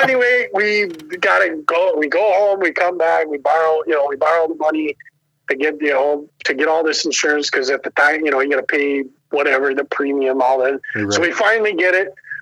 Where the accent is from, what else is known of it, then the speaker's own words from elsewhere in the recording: Wisconsin, United States; I'm from Wisconsin.